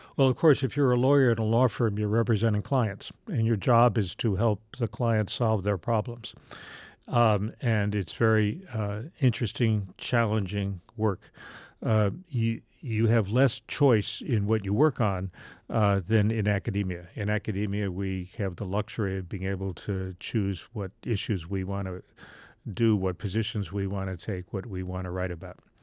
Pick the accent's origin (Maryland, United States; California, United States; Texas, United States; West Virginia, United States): West Virginia, United States; Charleston; I grew up in Charleston, West Virginia